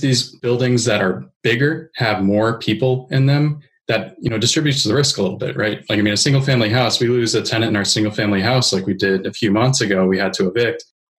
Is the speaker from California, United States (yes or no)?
no; New Hampshire, United States; I'm from New Hampshire. It's not, you know, as we said, it's like an hour from here.